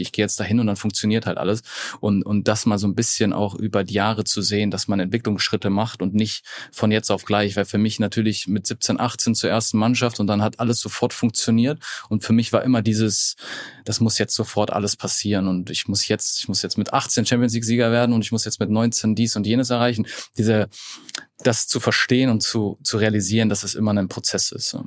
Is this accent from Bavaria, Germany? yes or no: yes; Allgäu, Bavaria, Germany; moved away; also born or lived in Munich; ich bin ja im Allgäu aufgewachsen